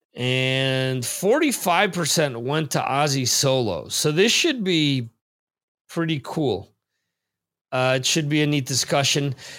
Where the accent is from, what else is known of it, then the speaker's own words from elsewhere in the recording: New Jersey, United States; growing up in New Jersey